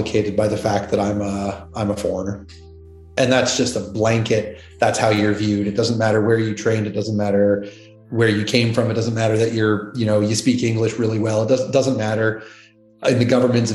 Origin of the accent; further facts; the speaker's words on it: Canada; accent: Canadian; moved away as an adult; also born or lived in United States; now in Australia; I'm Canadian. I have an accent in this country, at least. No, so I was born in Canada